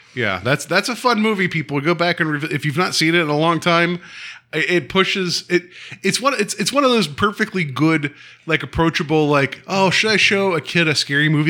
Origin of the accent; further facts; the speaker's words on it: West Virginia, United States; I grew up in Western Virginia